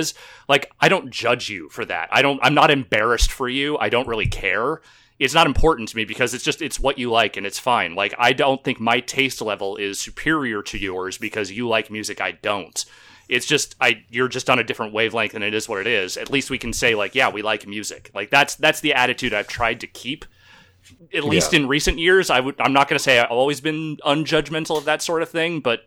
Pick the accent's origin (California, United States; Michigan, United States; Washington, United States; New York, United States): California, United States; Northern; my hometown in Northern California